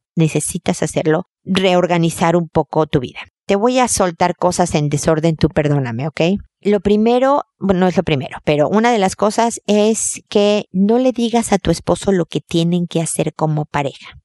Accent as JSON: {"language": "Spanish", "country": "Mexico", "moved": "yes", "lives_now": "Chile", "said": "Yo soy mexicana también, pero estoy en Chile"}